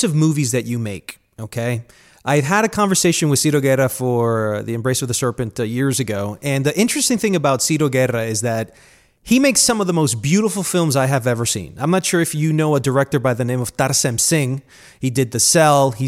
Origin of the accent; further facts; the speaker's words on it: Colombia; moved away; I'm from Colombia